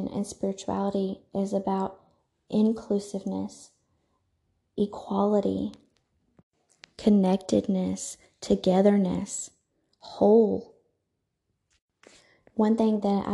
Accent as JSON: {"language": "English", "region": "the South", "country": "United States", "said": "I am from the South"}